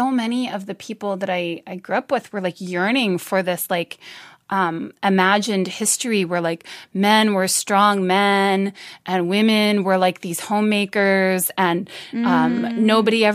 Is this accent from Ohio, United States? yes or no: no; Washington, District of Columbia, United States; I grew up in the Washington, D.C. suburbs